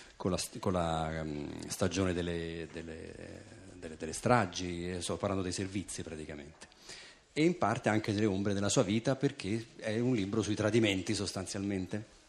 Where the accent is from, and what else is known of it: Italy